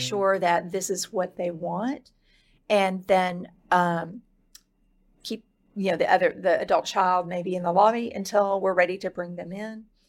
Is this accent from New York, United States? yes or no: no; Dallas, Texas, United States; I was born in West Texas and raised in the Dallas area